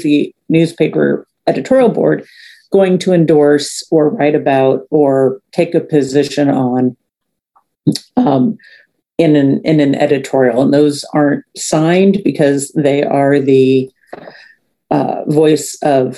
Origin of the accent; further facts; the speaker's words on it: St. Louis, Missouri, United States; moved away as an adult; I grew up in St. Louis